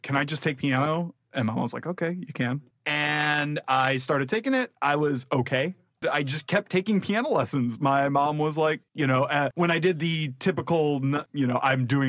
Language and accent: English; Rockford, Illinois, United States; I grew up in Rockford, Illinois